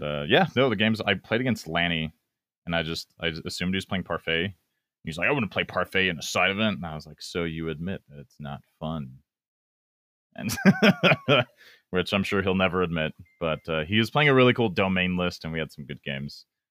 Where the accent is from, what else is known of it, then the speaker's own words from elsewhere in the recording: Albuquerque, New Mexico, United States; I'm from Albuquerque, New Mexico